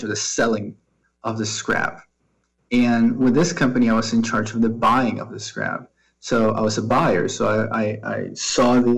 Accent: Maracay, Aragua, Venezuela; moved away as an adult; also born or lived in Caracas; I was born in Caracas, and then I grew up in a city that's about 2 hours away from Caracas called Maracay.

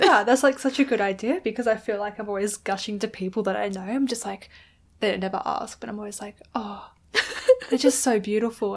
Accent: Adelaide, South Australia, Australia; also born or lived in England; I'm just from Adelaide

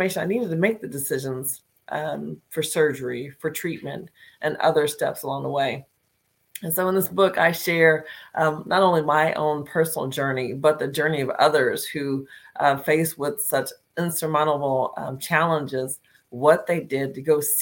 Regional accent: Northern Virginia, United States; I am from Northern Virginia, is where I'm broadcasting from today

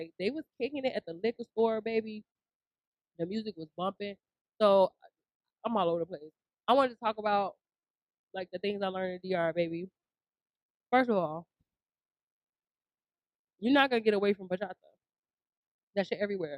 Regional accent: Chicago, Illinois, United States; I'm from Chicago

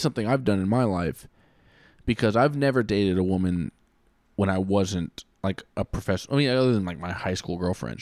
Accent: United States; I would just be American

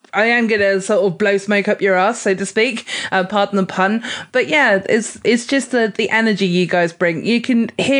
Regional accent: Weymouth, South West England, United Kingdom; my hometown, which is Weymouth

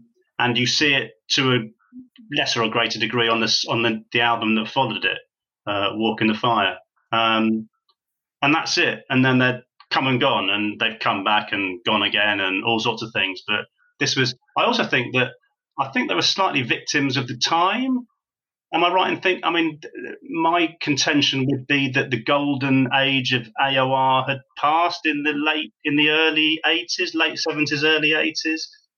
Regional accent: United Kingdom; And of course, being British, I don't know whether that was a handicap or not, but it seems like one to me.

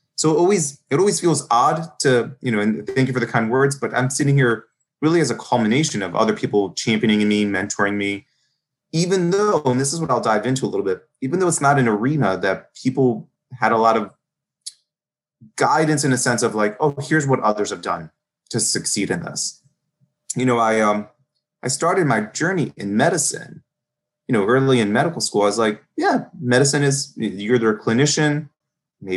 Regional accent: Baltimore, Maryland, United States; I'm from Baltimore. I'm born and raised in a heavy immigrant section

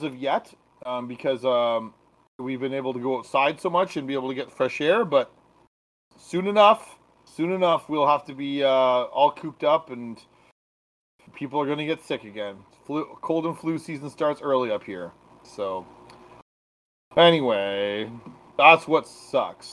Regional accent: Canada; I'm from Canada

